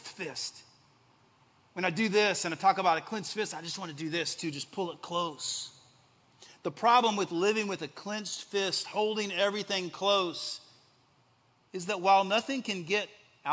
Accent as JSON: {"language": "English", "region": "West Texas", "country": "United States", "tie": "born or raised there", "also_born_or_lived": "Central Indiana", "moved": "as an adult", "lives_now": "Indiana, United States", "said": "growing up in West Texas"}